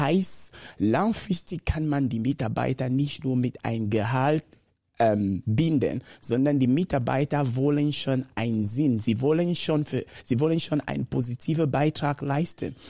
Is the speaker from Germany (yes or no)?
no; Cameroon; first language Bakossi; German is a second language; moved away as an adult; Ich ich komme ursprünglich aus Kamerun. Bin in einer normalen Familie groß gewachsen